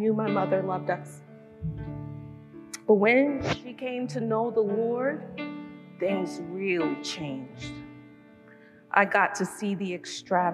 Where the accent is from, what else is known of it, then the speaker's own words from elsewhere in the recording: New York City, New York, United States; moved away; also born or lived in Brooklyn / New England; I was born in Brooklyn and was raised in Queens